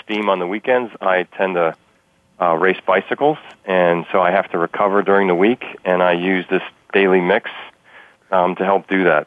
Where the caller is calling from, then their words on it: Newtown Square, Pennsylvania, United States; I am calling from Newtown Square, Pennsylvania